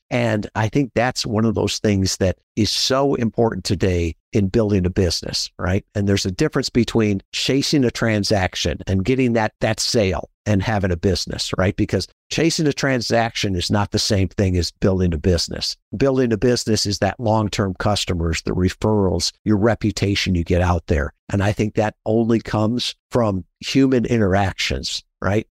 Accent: Midwest, United States; I grew up in the Midwest

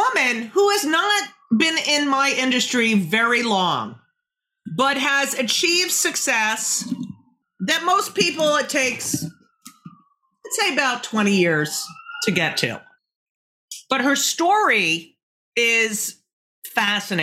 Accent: Clark, New Jersey, United States; I grew up in Clark, New Jersey

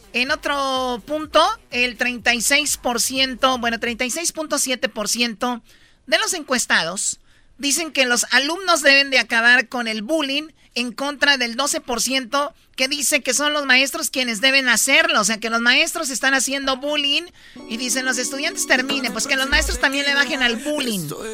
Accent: Jalisco, Mexico; yo soy de México, soy de Jalisco

